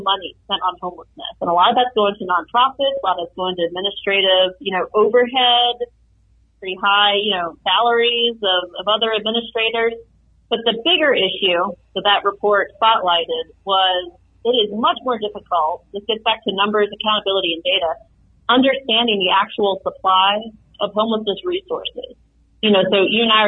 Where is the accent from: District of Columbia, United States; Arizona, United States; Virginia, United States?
Virginia, United States; now in Colorado, United States; my home state of Virginia